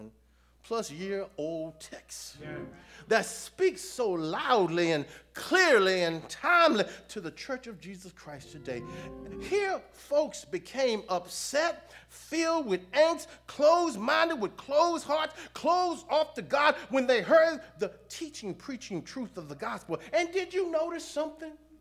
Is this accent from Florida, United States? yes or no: no; Houston, Texas, United States; when I was growing up in Houston